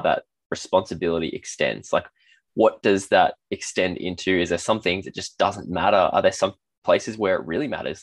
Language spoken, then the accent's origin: English; Australia; an Australian